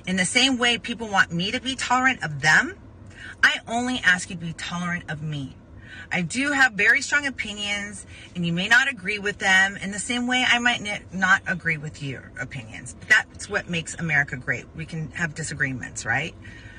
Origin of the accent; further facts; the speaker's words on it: Arizona, United States; I grew up in Arizona with people that were born a boy and a girl, and maybe a hermaphrodite here and there.